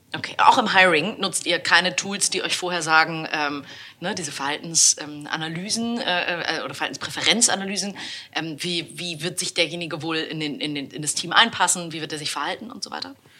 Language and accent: German; Hamburg, Germany; als Hamburgerin